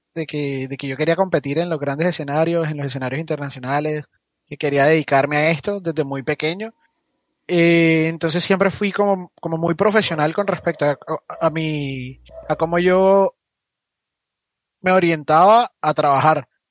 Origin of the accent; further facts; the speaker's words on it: Barranquilla, Atlántico, Colombia; Yo soy de Barranquilla.